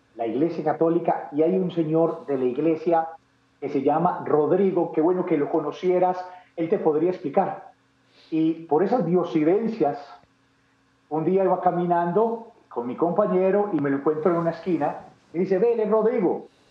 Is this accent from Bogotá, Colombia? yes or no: no; Medellín, Antioquia, Colombia; yo nací en Medellín, Medellín, Colombia. Eh, paisa.